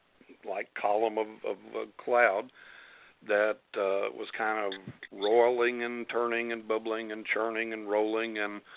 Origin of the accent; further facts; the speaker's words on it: West Texas, United States; moved away; I grew up in West Texas.